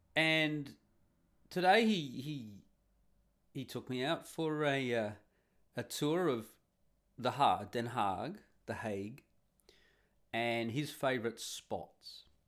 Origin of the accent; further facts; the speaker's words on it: Australia; now in Netherlands; I'm the Australian who's rocked up